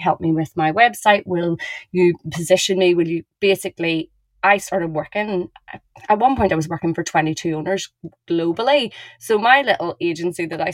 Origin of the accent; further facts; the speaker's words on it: Ireland; I'm Irish